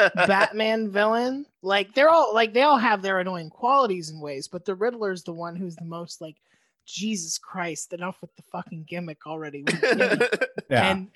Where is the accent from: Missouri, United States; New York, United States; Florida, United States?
Florida, United States; Gainesville; I was born in Gainesville.